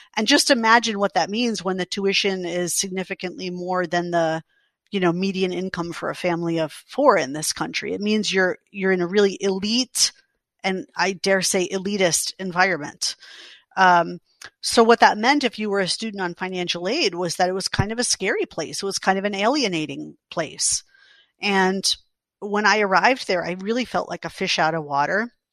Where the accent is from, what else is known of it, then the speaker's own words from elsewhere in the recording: New York City, New York, United States; I grew up in New York City